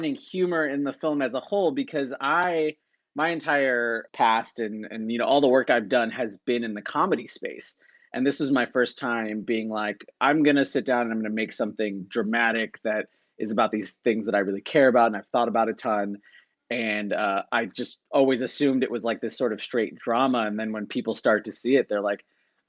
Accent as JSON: {"language": "English", "town": "Chicago", "region": "Illinois", "country": "United States", "tie": "born or raised there", "also_born_or_lived": "Claremont, California", "moved": "as an adult", "said": "I'm originally from Chicago, Illinois, the west side of the city, and went to high school there"}